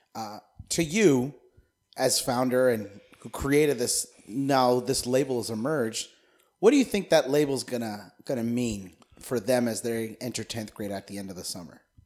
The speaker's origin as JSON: {"language": "English", "country": "United States", "said": "as an American"}